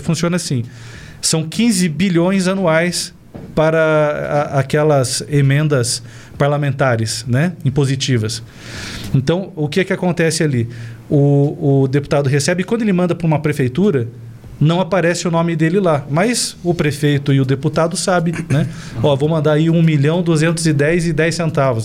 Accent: Cascavel, Paraná, Brazil; moved away as an adult; now in Ponta Grossa, Brazil; Eu sou natural de Cascavel, aqui do Paraná, né? Mas estou há 14 anos em Ponta Grossa.

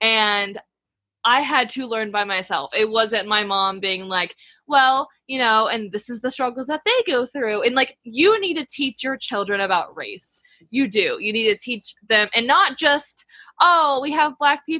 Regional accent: the South, United States; I was raised in the South

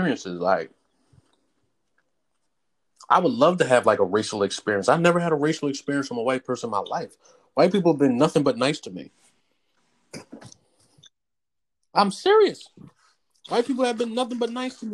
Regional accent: New Jersey, United States; now in Philadelphia, United States; I'm from Jersey.

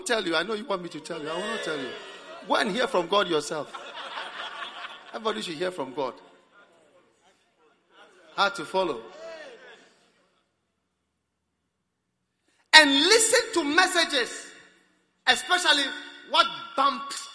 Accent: Ghana; also born or lived in Switzerland; I'm from Ghana. And also from Switzerland. I'm not an American, but here I am. I've lived in Ghana all my life.

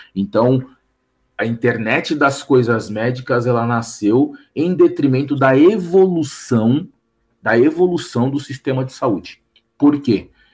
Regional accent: São Paulo, Brazil; quitanda do bairro que eu nasci, né? Sou da Moca

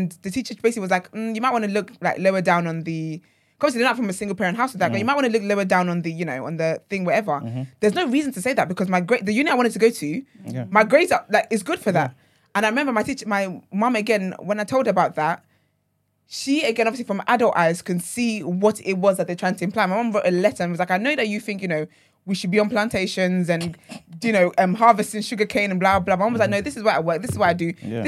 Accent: Nigeria; now in United Kingdom; Yeah, I think my experience is definitely different because, like, I grew up in Nigeria and then I moved here.

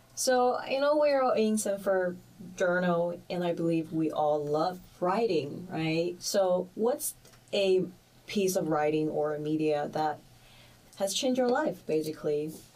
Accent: Shanghai, China; also born or lived in Melbourne, Australia; now in United States; I am originally from Shanghai, China

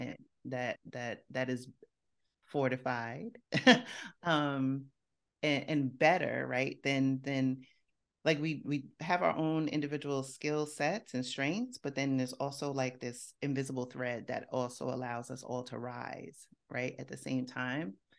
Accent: New York City, New York, United States; I grew up in Co-op City in the Bronx

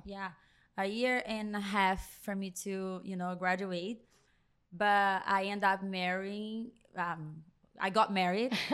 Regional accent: Brazil; English is a second language; moved away as an adult; also born or lived in New Jersey; now in Miami, United States; I grew up in a salon. I am from Brazil.

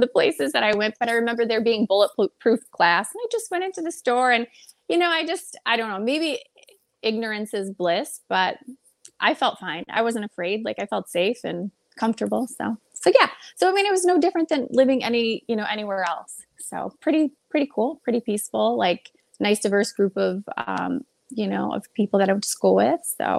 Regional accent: Detroit, Michigan, United States; You know, here it's just like, I feel like every inner city has, you know, bad areas and bad pockets, but I never was really afraid.

